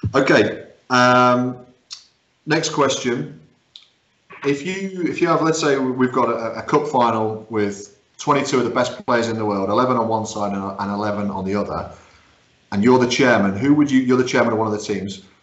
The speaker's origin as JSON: {"language": "English", "country": "Guernsey", "tie": "born or raised there", "said": "we grew up in Guernsey"}